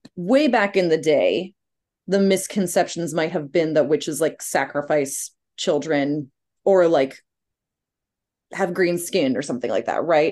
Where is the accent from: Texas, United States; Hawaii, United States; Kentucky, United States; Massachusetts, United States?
Massachusetts, United States; Cape Cod; growing up on Cape Cod